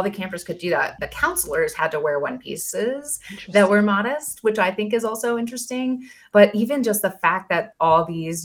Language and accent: English; Oregon, United States; growing up in Oregon